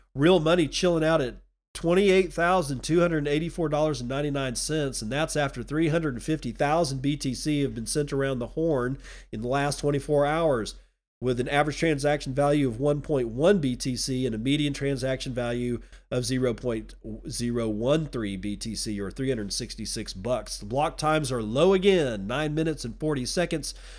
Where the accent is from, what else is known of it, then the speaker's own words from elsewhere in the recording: Texas, United States; now in Washington, United States; I'm a Texan